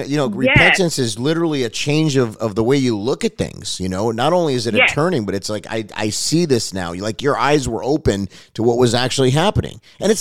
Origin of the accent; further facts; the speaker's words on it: Los Angeles, California, United States; I grew up in Los Angeles Unified School District. I mean, we had friends of every color and creed, and honestly, it wasn't really a big deal.